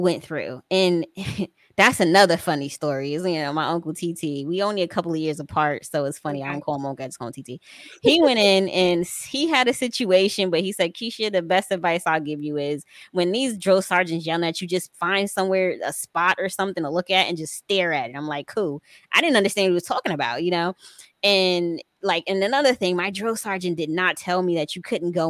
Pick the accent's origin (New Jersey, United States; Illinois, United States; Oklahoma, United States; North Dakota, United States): New Jersey, United States; Paterson; I'm from New Jersey, Paterson, New Jersey.